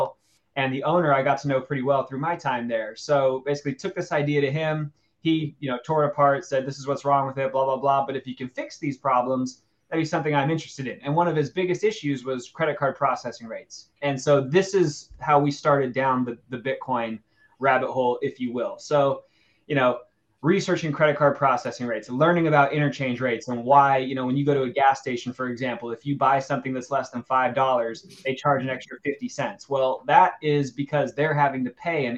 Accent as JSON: {"language": "English", "town": "Los Angeles", "region": "California", "country": "United States", "tie": "born or raised there", "said": "I'm obviously from Los Angeles"}